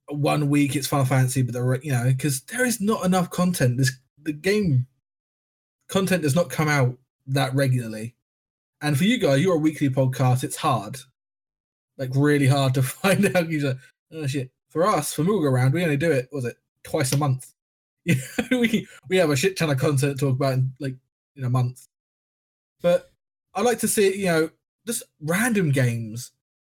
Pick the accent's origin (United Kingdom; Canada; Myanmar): United Kingdom; England; We weren't invited because we're shitty English people.